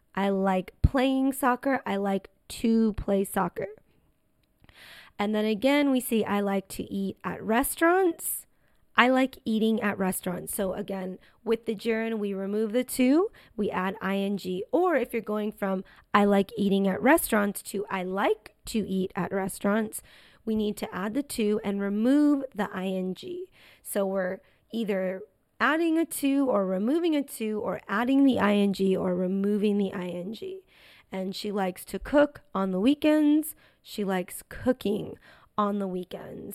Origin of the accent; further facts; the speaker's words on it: United States; accent: American English; This is American English, and obviously because I'm American, I say on the weekends